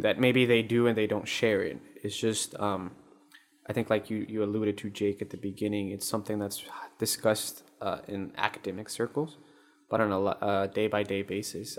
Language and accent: English; Colombia; moved away; I'm from Colombia